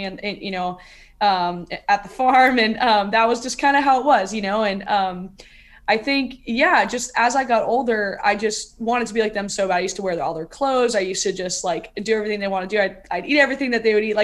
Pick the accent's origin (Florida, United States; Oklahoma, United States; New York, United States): Florida, United States; I grew up in Florida with a bunch of brothers